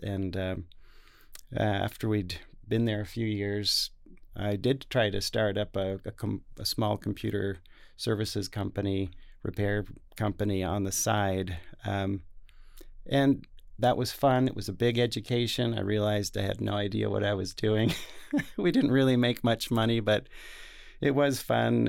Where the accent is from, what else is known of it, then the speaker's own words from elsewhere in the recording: Salt Lake City, Utah, United States; also born or lived in Taiwan; here in Salt Lake City, so this is my hometown. I grew up on the, the west side